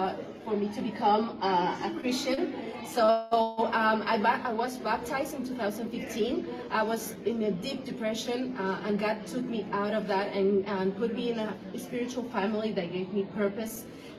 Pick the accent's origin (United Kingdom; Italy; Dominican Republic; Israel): Dominican Republic; moved away; I'm a single mom from Dominican Republic.